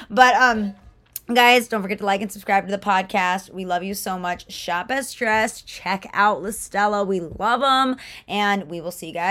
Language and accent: English; Atlanta, Georgia, United States; hate Atlanta because I grew up